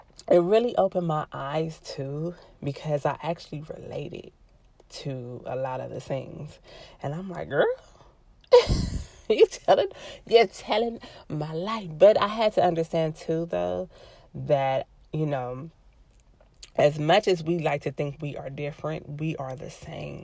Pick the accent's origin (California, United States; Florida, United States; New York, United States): California, United States; Los Angeles; I'm from